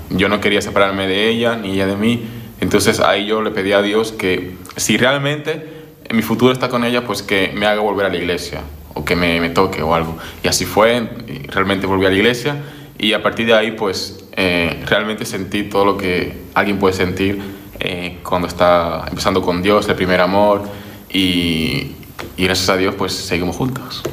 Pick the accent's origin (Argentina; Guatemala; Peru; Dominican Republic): Dominican Republic; also born or lived in Barcelona, Spain; now in Spain; soy de República Dominicana y bueno, estoy en España desde hace 11 años